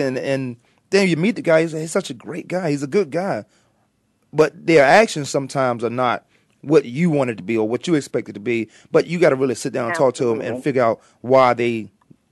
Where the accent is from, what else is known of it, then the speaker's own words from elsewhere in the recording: Virginia, United States; I'm from Virginia